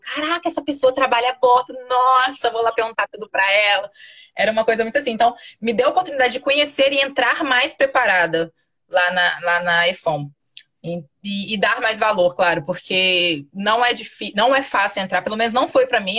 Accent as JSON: {"language": "Portuguese", "region": "interior of Minas Gerais", "country": "Brazil", "also_born_or_lived": "Rio de Janeiro", "moved": "as an adult", "said": "Sou do interior de Minas, de lá onde nem mar tem."}